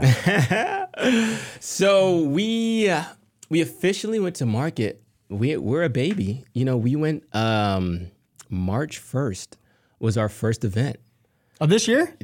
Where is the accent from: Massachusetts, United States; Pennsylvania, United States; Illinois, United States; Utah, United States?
Pennsylvania, United States; Harrisburg; moved away; also born or lived in Atlanta; I'm from Harrisburg, Pennsylvania